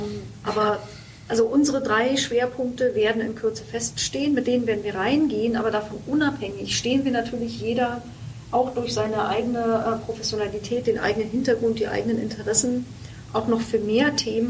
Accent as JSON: {"language": "German", "region": "Brandenburg", "country": "Germany", "said": "ich bin Brandenburgerin"}